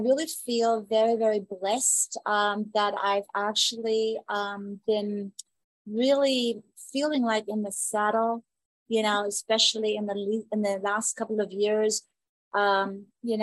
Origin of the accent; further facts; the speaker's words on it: Southern Germany, Germany; moved away as an adult; now in Phoenix, United States; I grew up in Germany